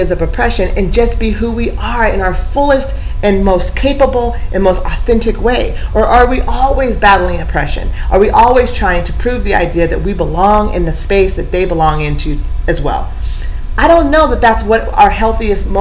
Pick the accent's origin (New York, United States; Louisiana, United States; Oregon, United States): Oregon, United States; Eugene; I grew up in Eugene